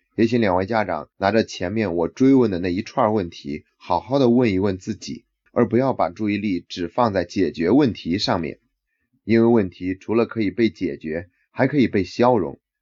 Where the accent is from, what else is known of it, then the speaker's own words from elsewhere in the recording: China; 在这方面，我们中国人做的是比较弱的